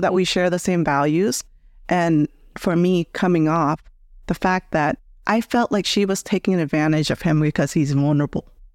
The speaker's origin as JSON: {"language": "English", "country": "United States", "tie": "born or raised there", "said": "I grew up here in the States"}